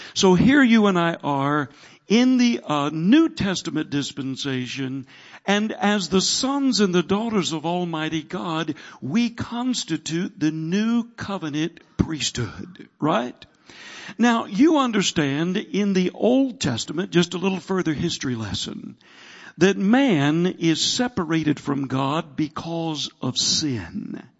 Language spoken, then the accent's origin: English; the South, United States; I'm from the South.